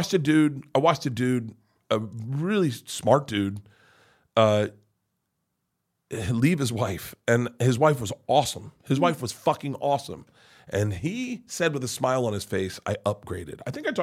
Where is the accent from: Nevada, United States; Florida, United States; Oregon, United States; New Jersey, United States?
Florida, United States; Tampa; now in Los Angeles, United States; I was born in Tampa.